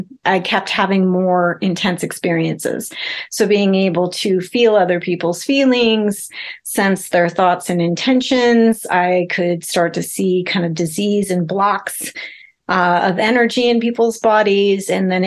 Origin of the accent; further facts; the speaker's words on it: South Dakota, United States; I was raised in South Dakota in a tiny little town of 2000, pre-internet